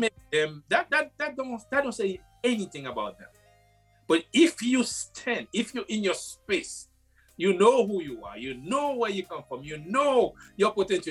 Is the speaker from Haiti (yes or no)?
yes; Haiti; moved away; I was born and raised in Haiti.